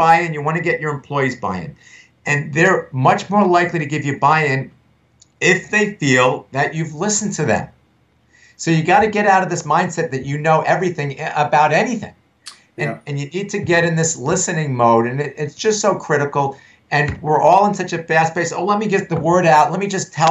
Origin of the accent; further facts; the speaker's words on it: United States; I'm from the New York area. I'm from New York, New Jersey